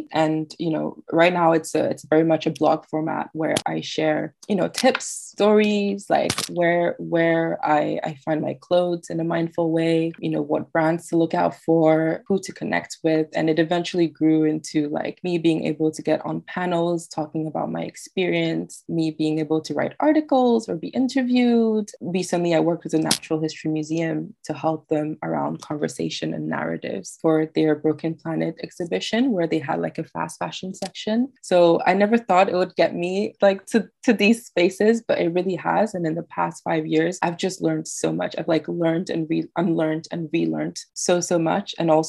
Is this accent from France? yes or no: yes; France; And I'm like a little girl growing up in France, and I discovered this, and it kind of made me feel less alone.